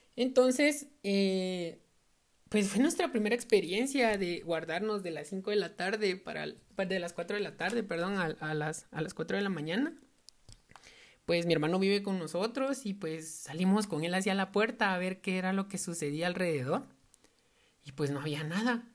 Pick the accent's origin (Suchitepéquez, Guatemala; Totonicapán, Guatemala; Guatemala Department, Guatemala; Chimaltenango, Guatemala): Totonicapán, Guatemala; yo soy de Totonicapán